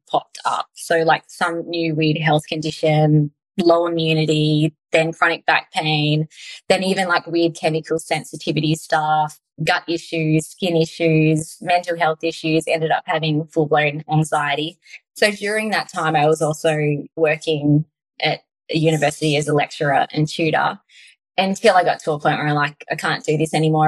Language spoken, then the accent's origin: English; Tasmania, Australia; we lived on a beautiful country, Tasmania property.